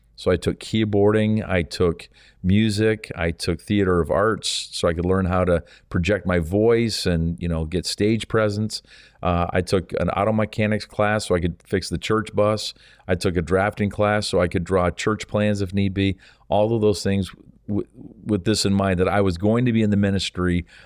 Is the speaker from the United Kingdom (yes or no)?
no; Canada; also born or lived in St. Thomas, Ontario; our country is so vast